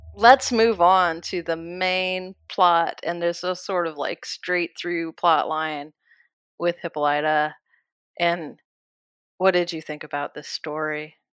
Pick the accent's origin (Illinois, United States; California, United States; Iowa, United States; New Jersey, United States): Iowa, United States; also born or lived in Kansas; I'm from Iowa, and I love Iowa